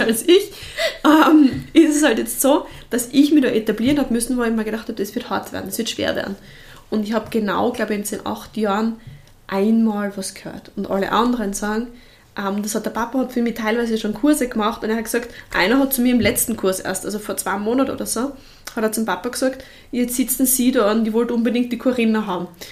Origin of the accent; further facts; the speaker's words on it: Bruck an der Mur, Styria, Austria; ich komme ja trotzdem vom Land, also ich komme aus Bruck und Amur